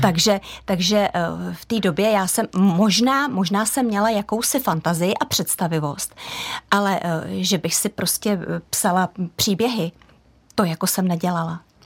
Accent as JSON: {"language": "Czech", "region": "Prague", "country": "Czechia", "tie": "born or raised there", "also_born_or_lived": "Holušice, South Bohemian Region", "said": "jsem vyrostla na tom venkově, ač pražský dítě"}